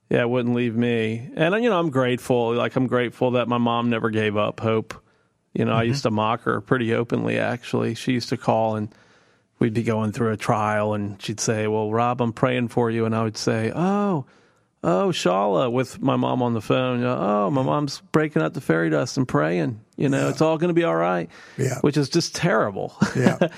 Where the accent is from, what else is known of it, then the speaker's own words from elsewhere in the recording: East Coast, United States; because I was from the East Coast and thought they'd all been around since the 1700s